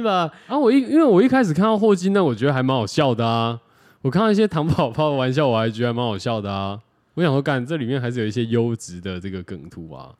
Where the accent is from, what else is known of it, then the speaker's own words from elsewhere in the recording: Taiwan; 我是客家人